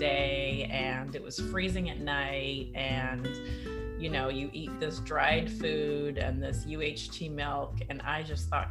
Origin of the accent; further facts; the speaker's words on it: Edmonton, Alberta, Canada; also born or lived in Italy / Sweden; now in Bay Area, United States; I am originally Canadian. I grew up in Edmonton, in Northern Canada